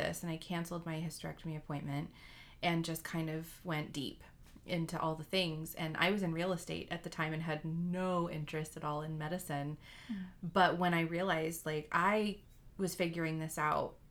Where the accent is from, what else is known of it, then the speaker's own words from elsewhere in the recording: the South, United States; I grew up in the South